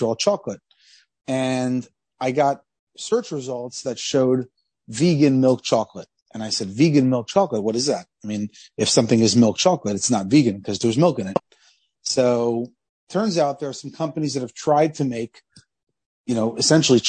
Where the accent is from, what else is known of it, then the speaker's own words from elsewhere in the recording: Columbus, Ohio, United States; we grew up in Columbus, Ohio.